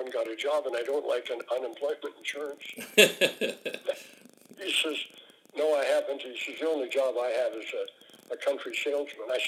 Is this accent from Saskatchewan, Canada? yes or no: yes; North Battleford, Saskatchewan, Canada; In Saskatchewan, I'm from North Battleford